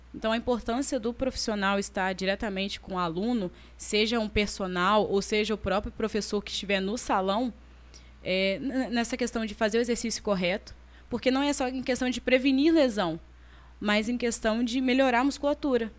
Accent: Carangola, Minas Gerais, Brazil; now in Itaperuna, Brazil; eu sou de Carangola. Vim para Itaperuna para estudar, trabalhar

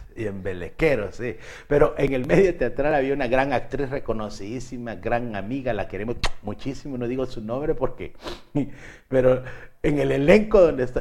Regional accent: Guatemala; los guatemaltecos

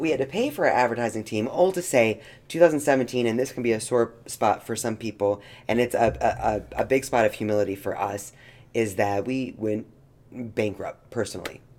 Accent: Knoxville, Tennessee, United States; moved away; we were growing up in Knoxville and even moving here

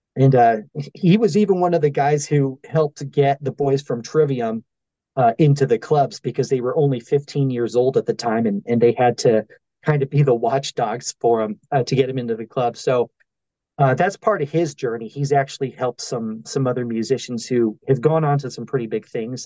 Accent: El Paso, Texas, United States; I am from El Paso, Texas

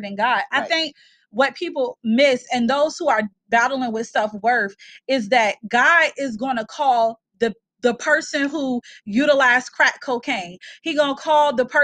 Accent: Chesapeake, Virginia, United States; I'm from South Norfolk.

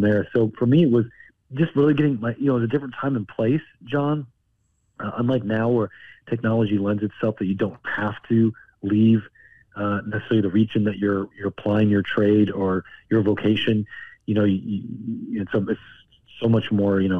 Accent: Missouri, United States; also born or lived in Ozarks / northern Arkansas; I grew up in Missouri for the most part

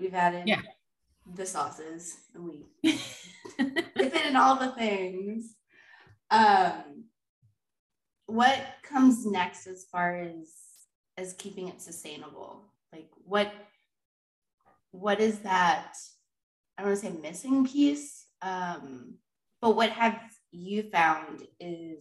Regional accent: Georgia, United States; I'm from Georgia in the South

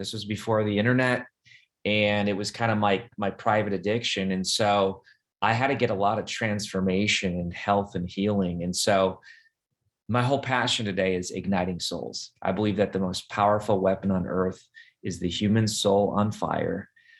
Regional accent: Wisconsin, United States; moved away as an adult; also born or lived in Ohio; I grew up in Wisconsin.

